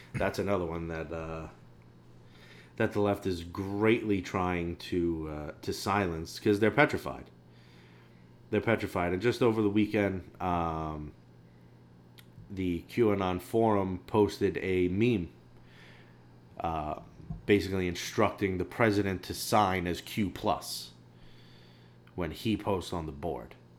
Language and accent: English; New York City, New York, United States; we're from New York City and Staten Island, which is the only, uh, the only red part of this city.